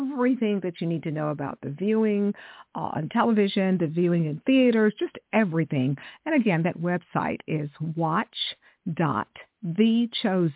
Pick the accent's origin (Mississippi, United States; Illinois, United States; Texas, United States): Texas, United States; I grew up in Texas